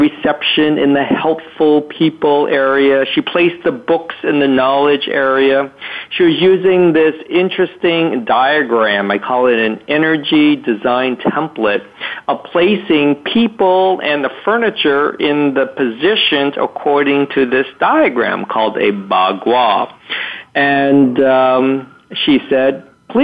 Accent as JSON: {"language": "English", "town": "Arlington", "region": "Massachusetts", "country": "United States", "tie": "born or raised there", "said": "I was born in Arlington, Massachusetts, and I am a third-generation Chinese-American."}